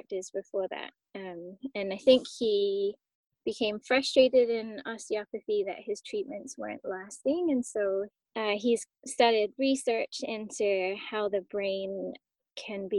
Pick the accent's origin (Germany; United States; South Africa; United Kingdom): United Kingdom; South West England; moved away as an adult; now in British Columbia, Canada; I grew up in the southwest of England. And then I moved to Canada when I was 19 years old